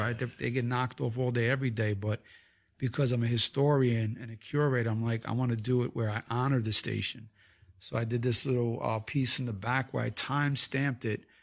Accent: Puerto Rico; us being Puerto Ricans

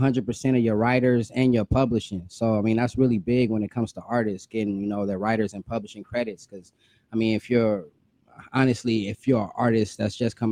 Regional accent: Rancho Cucamonga, California, United States; I'm from Rancho Cucamonga, California, in the Empire Stand Up

